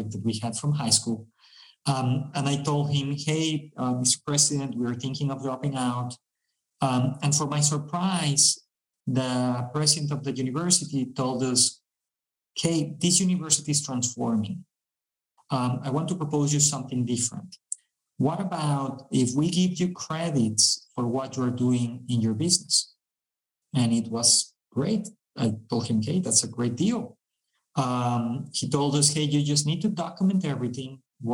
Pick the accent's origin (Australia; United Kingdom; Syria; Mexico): Mexico; We are from Mexico